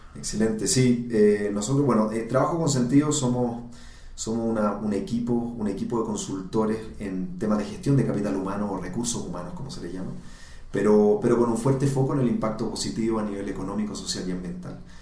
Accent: Chile; moved away as an adult; now in Colombia; soy, soy chileno

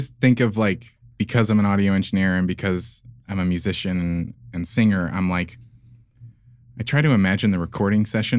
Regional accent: Ireland; I'll I'm Irish, it so it's that, you know.

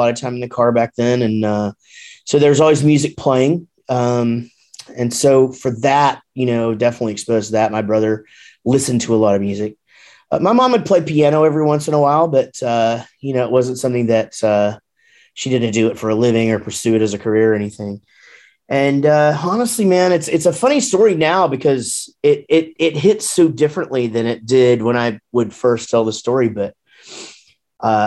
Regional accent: Wichita Falls, Texas, United States; also born or lived in Grapevine, Texas; now in Denton, United States; born and raised, born in Grapevine, raised in Wichita Falls, and then moved down to Denton after we started the band, and still here.

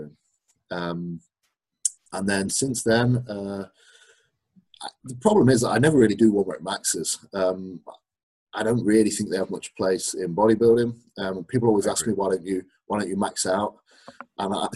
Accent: Derby, East Midlands, United Kingdom; now in Leeds, United Kingdom; I actually live in Leeds, but I grew up in Derby

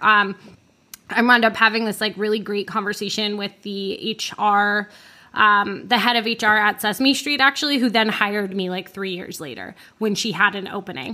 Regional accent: Orlando, Florida, United States; I grew up in Florida

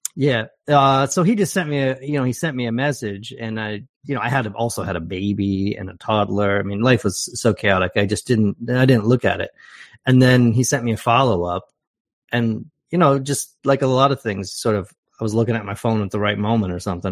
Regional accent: Canton, Ohio, United States; also born or lived in Portland, Oregon; now in Canada; I'm from Canton, Ohio, originally

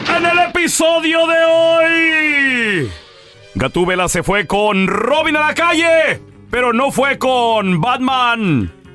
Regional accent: Chihuahua, Mexico; Yo soy de Chihuahua

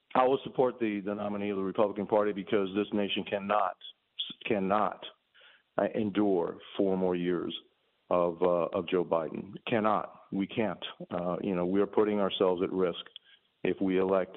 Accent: Cuba; now in United States; I came from Cuba. I already seen my freedom in my home country disappear

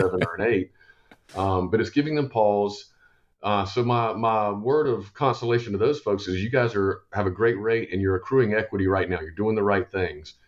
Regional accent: Columbia, South Carolina, United States; Born and raised in Columbia

